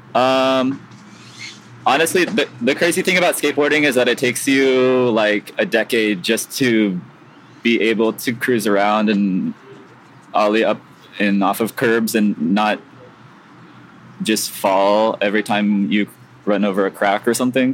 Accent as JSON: {"language": "English", "town": "San Diego", "region": "California", "country": "United States", "tie": "born or raised there", "moved": "yes", "lives_now": "Chicago, United States", "said": "I grew up in San Diego, so not too far from from where Tony Hawk lives"}